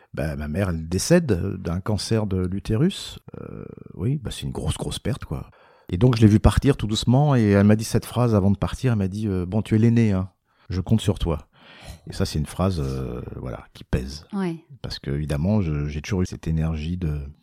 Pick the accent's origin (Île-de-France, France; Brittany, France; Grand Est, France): Île-de-France, France; Paris; je suis né à Paris, je suis français, j'ai pas d'accent